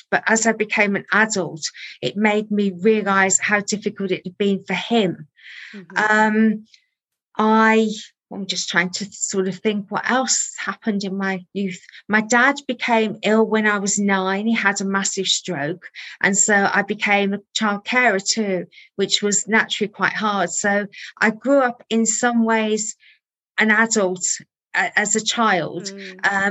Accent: Birmingham, West Midlands, United Kingdom; born there; So I was born in Birmingham

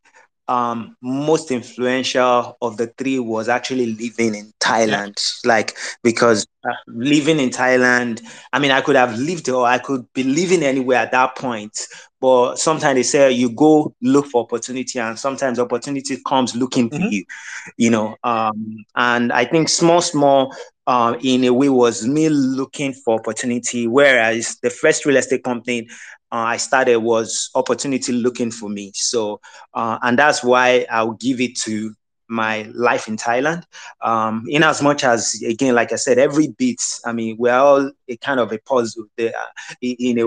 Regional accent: Nigeria; moved away; also born or lived in Europe / Asia / America; So I'm Nigerian. I was born in Nigeria. I've lived outside of Nigeria for well over a decade before I moved back to Nigeria in 2015.

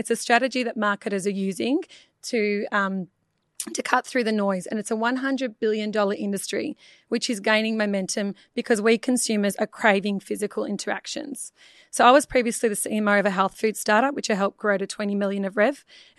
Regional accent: Melbourne, Victoria, Australia; From Perth? Melbourne.

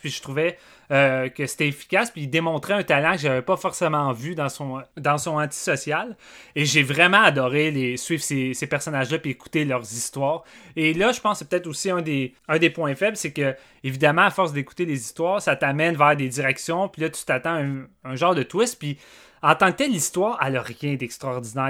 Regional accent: Canada; on est canadien aussi. Je suis fier d'être au Canada.

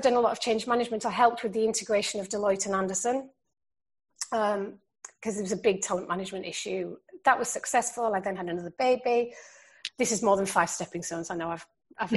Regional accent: Yorkshire and the Humber, United Kingdom; when I grew up in South Yorkshire

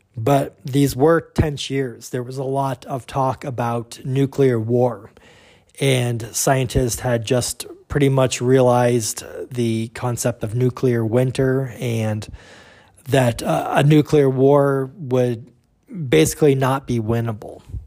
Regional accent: United States; we as the American viewing public

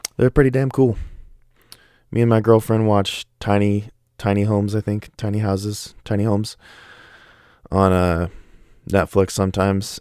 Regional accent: Oregon, United States; I live in Oregon, and I've yet to visit a single place in the world that has better water than my hometown

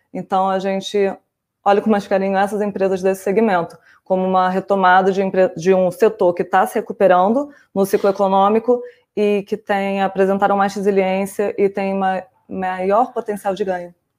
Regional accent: Rio de Janeiro, Brazil; moved away; eu sou carioca, então minha família é flamenguista

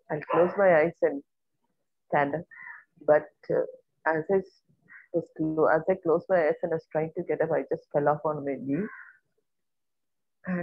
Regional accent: India; I am from India.

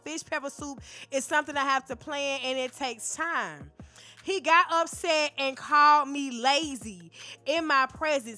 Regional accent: the South, United States; I'm from the South. They say we slow.

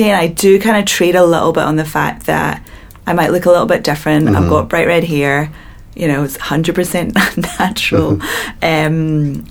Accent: Glasgow, Scotland, United Kingdom; I'm coming from Glasgow

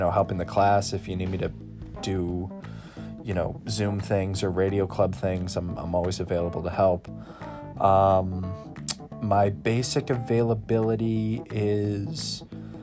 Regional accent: Scituate, Massachusetts, United States; I'm from Scituate, and I'm a media arts major at Massasoit.

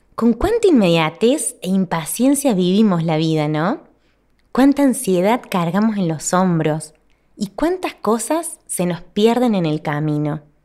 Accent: Argentina; mi país, en Argentina

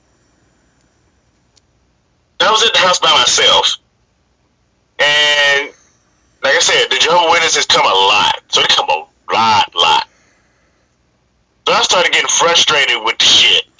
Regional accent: Arkansas, United States; moved away as an adult; now in Wisconsin, United States; I'm originally from Arkansas.

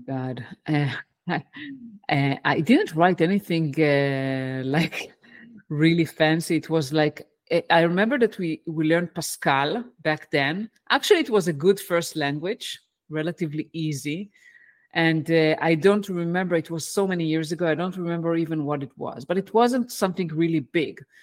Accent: Israel; English is a second language; moved away as an adult; also born or lived in United States; I, uh, was born and raised in Israel, and where, that's where I live today

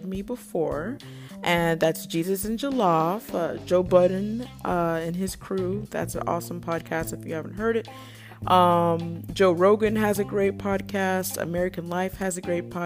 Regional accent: Nigeria; I'm Nigerian

